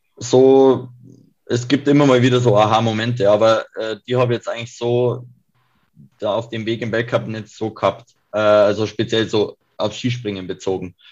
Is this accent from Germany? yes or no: yes; Kiefersfelden, Bavaria, Germany; ich komme aus Kiefersfelden